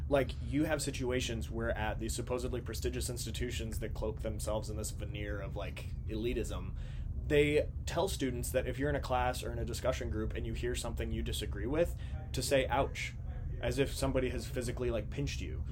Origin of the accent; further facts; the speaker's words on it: Minnesota, United States; now in Washington, D.C., United States; I grew up in Minnesota